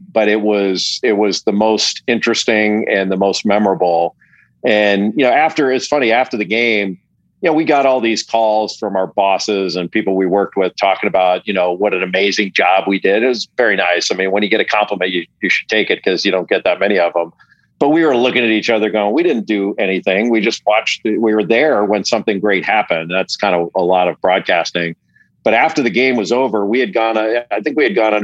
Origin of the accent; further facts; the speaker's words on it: Los Angeles, California, United States; I'm 57 and, I grew up in Los Angeles